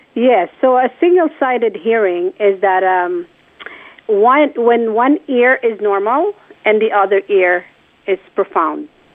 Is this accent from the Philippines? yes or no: yes; Philippines; born or raised there; moved away